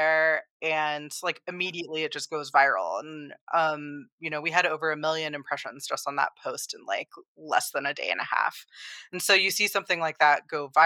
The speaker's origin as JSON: {"language": "English", "region": "Colorado", "country": "United States", "tie": "born or raised there", "said": "I grew up in Colorado. I was surrounded by public land"}